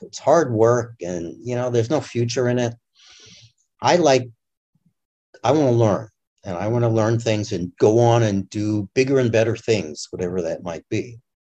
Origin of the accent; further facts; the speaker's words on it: Massachusetts, United States; I grew up in Massachusetts